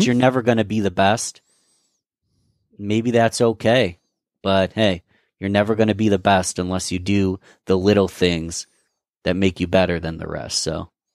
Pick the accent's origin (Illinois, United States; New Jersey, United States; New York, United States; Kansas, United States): New York, United States; Rochester; I'm from Rochester, New York